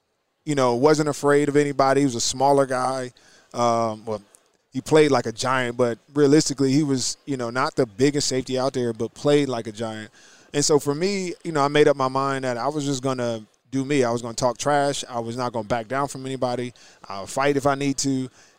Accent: New Jersey, United States; Well, I'm from New Jersey, so okay.

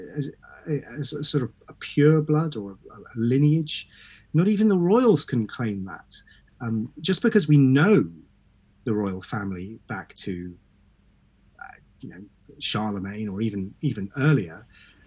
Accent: Suffolk, East of England, United Kingdom; I'm from East Anglia

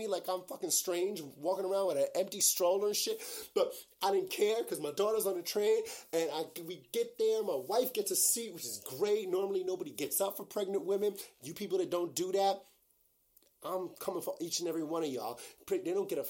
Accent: New York, United States; I'm from New York. I've been taking the train every day, all day, my entire life.

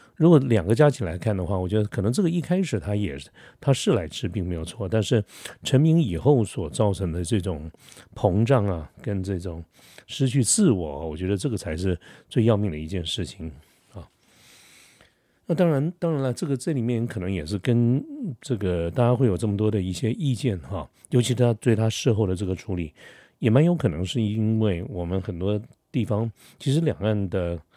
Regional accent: Taiwan; 我们台湾人

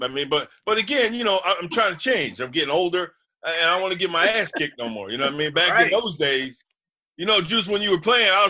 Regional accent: Harrison, New Jersey, United States; thank God I'm in Harrison, my hometown.

